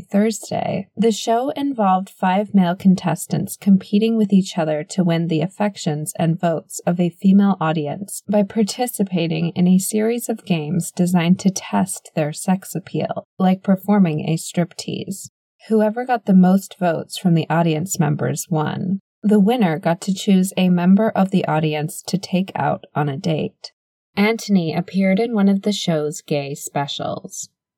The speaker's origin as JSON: {"language": "English", "region": "Scotland", "country": "United Kingdom", "tie": "born or raised there", "said": "You probably wouldn't have guessed it given my accent, but I was actually born and raised here in the United Kingdom. Well, actually Scotland, to be more precise."}